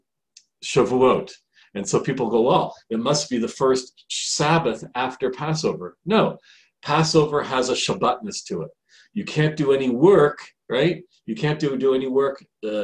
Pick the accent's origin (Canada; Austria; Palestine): Canada; now in Israel; I'm from Canada originally